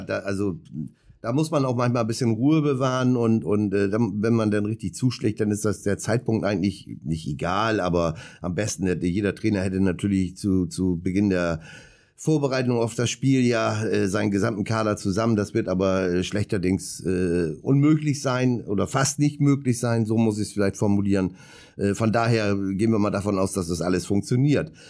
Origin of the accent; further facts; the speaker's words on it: Bremerhaven, Bremen, Germany; ich komme ja gebürtig aus Bremerhaven